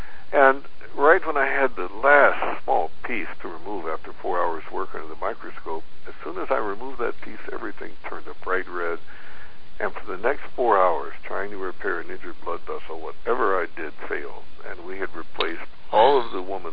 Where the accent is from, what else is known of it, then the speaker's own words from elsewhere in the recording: Philippines; being a Filipino person